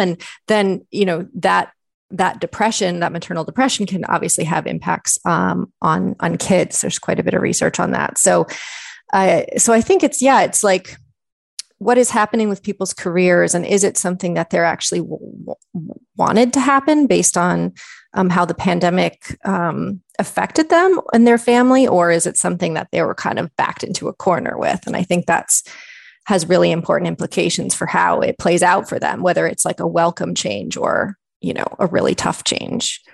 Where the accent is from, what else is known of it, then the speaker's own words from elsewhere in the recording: Michigan, United States; moved away as an adult; also born or lived in Ontario, Canada; now in Canada; I'm actually originally from Michigan, so I did my undergraduate work there